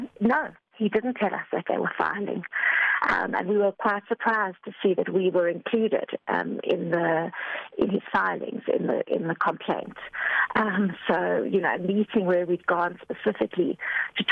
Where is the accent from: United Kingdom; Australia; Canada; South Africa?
South Africa; As a South African citizen